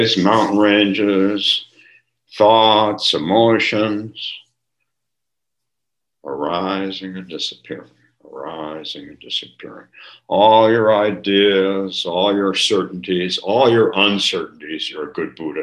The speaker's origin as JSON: {"language": "English", "region": "California", "country": "United States", "tie": "born or raised there", "said": "when I grew up in California"}